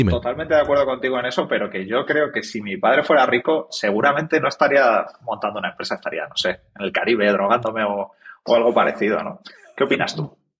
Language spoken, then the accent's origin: Spanish; Ciudad Real, Castilla-La Mancha, Spain; somos de Ciudad Real, que ya es una cosa rara